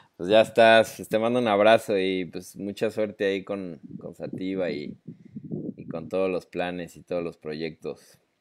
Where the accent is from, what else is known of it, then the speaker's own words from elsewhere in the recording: Mexico City, Mexico; nosotros como chilangos